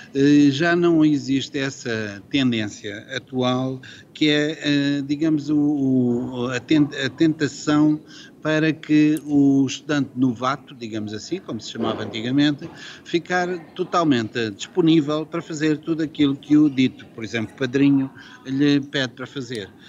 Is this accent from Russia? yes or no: no; Coimbra, Centro, Portugal; also born or lived in Lisbon; Eu, por acaso, sou de Coimbra e conheço bem Coimbra